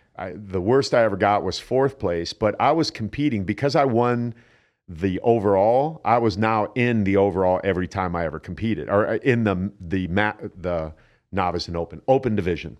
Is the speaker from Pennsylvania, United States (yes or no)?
no; Canton, Ohio, United States; born or raised there; moved away